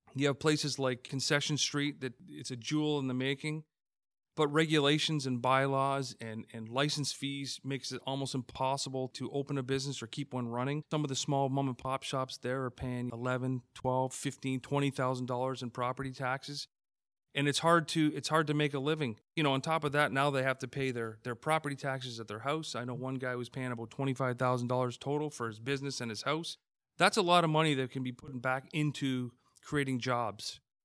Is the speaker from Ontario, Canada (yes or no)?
yes; Hamilton, Ontario, Canada; Born and raised in Hamilton, grew up on the West Mountain